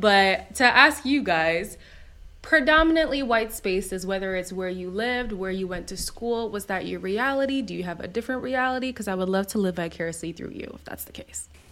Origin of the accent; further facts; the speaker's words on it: Montreal, Quebec, Canada; also born or lived in Zimbabwe; I was born in Zimbabwe, so from birth to four years old, all I knew was black. And then we moved to Montreal